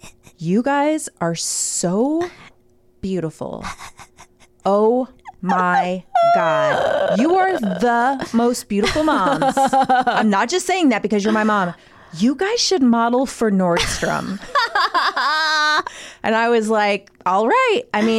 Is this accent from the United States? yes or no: yes; Midwest, United States; Oh, you know what? I'm from the Midwest, so